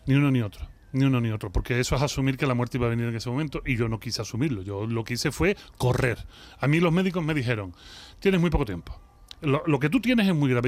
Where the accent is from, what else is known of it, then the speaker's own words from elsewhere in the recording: Seville, Andalusia, Spain; accent: Sevillian; moved away as an adult; also born or lived in Mexico; yo soy de Sevilla, si yo me crio en la Macarena